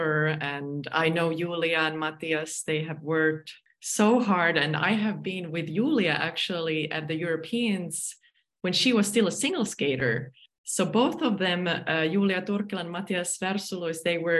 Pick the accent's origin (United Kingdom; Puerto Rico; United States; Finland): Finland; my home country, Finland